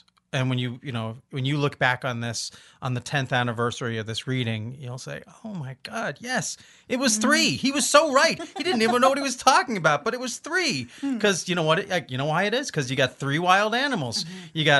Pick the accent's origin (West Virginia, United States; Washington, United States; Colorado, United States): Washington, United States; Olympia; we're from Olympia